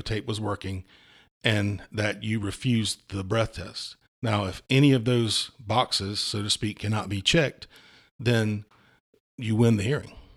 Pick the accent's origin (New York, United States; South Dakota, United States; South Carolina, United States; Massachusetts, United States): South Carolina, United States; Walterboro; I grew up in Walterboro, um, you know, in a double wide trailer on a farm